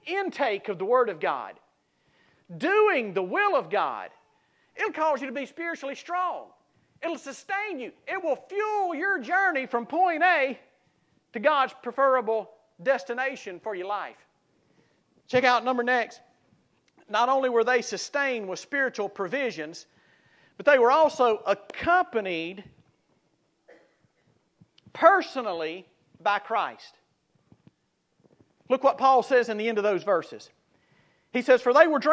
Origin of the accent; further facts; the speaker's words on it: South Mississippi, United States; I grew up in South Mississippi